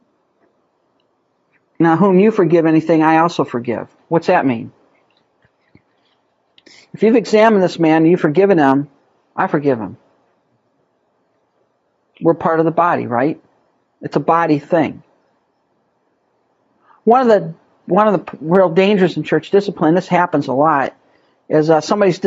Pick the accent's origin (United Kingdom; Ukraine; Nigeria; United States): United States; as American Christians